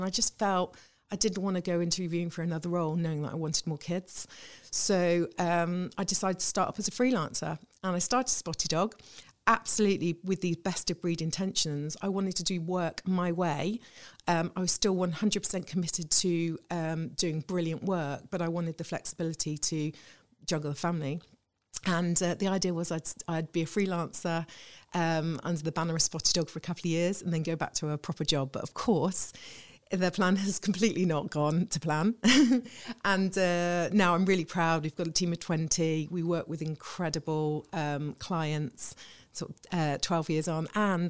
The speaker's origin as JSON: {"language": "English", "area": "the Midlands", "region": "England", "country": "United Kingdom", "also_born_or_lived": "Reading / Ipswich / Salisbury", "moved": "as an adult", "said": "Well, I'm originally from the Midlands. I'd moved around a bit."}